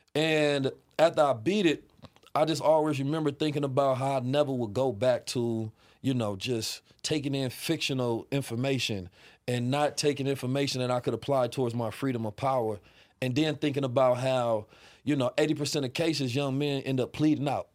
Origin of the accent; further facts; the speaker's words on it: Oakland, California, United States; also born or lived in St. Louis, Missouri; I was raised in Oakland